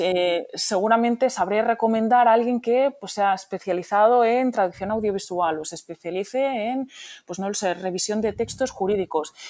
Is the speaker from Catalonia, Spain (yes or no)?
yes; Barcelona, Catalonia, Spain; moved away; yo soy de origen polaco, pero crecida en Barcelona, eh, mm. donde somos bilingües porque hablamos español y catalán. Y mm. encima, pues en casa en polaco